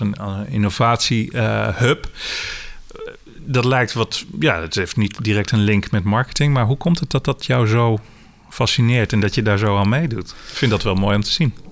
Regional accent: Zwolle, Overijssel, Netherlands; als Zwollenaar, ik woon zelf ook in Zwolle

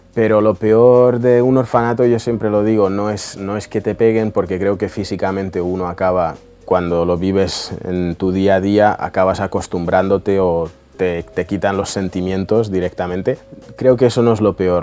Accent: Russia; moved away; vivíamos en una chabola que estaba a punto de, de caer en Rusia

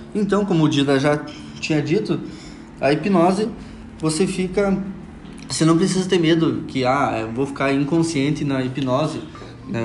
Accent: União da Vitória, Paraná, Brazil; Vim lá do Paraná, de União da Vitória

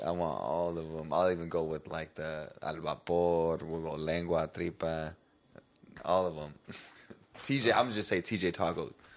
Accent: Spring Valley, United States; I grew up in Spring Valley

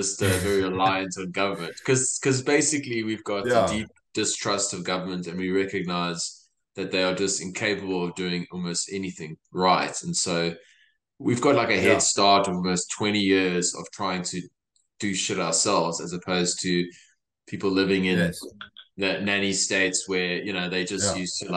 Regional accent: East Rand, Gauteng, South Africa; also born or lived in Johannesburg; now in Australia; the place I grew up on the East Rand

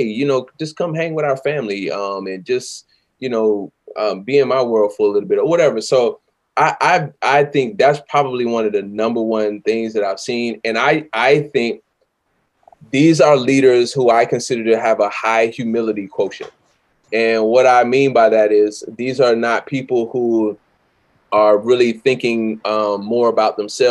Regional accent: the South, United States; I'm from the South

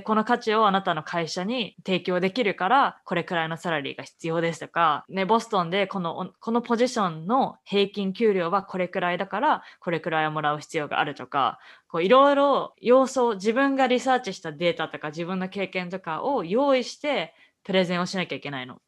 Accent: Japan; also born or lived in Canada / United States; now in Boston, United States

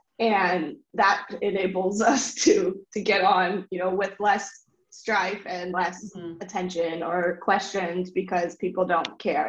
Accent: United States; now in China; it was the first time I'd ever faced so much adversity as an American woman.

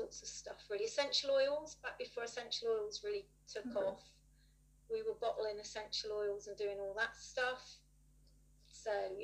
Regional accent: Dorset, South West England, United Kingdom; also born or lived in Manchester; now in Bournemouth, United Kingdom; So I grew up in Dorset, hence a bit of an accent, and then I moved away at 18

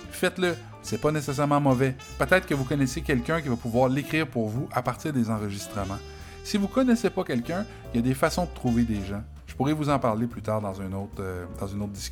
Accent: Quebec, Canada; accent: Quebec French; Donc moi, évidemment, j'ai un accent québécois

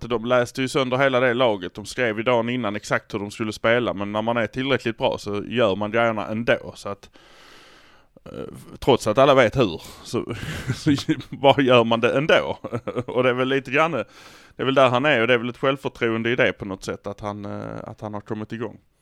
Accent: Malmö, Skåne, Sweden; Vi är från Malmö

